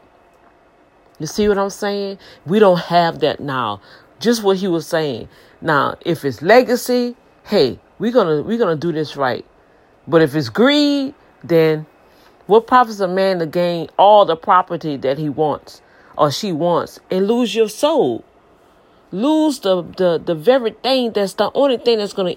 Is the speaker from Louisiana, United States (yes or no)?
yes; New Orleans, Louisiana, United States; moved away as an adult; now in Houston, United States; I was born and raised in LGS, you know, where I was born on the East Bank, and my mama moved when I think I was like 2 years old. So ever since then, I've been on the West Bank